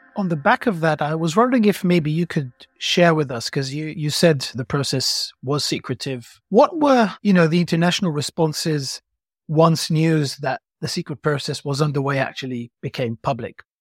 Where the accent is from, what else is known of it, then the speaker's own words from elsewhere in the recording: Israel; moved away; I grew up in Israel